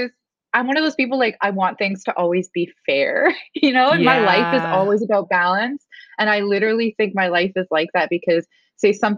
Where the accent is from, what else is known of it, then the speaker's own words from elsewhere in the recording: Enoch Cree Nation, Alberta, Canada; now in Florida, United States; I am from Treaty 6 Territory. I'm from the Enoch Cree Nation in Alberta.